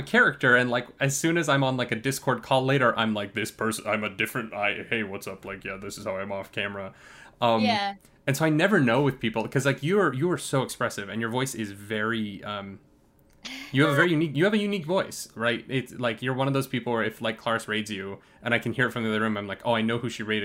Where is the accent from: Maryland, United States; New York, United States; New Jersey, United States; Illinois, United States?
New York, United States; I'm from New York